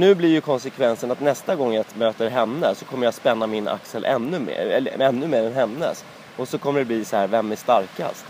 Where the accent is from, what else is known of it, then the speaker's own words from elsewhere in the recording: Sweden; jag var svensk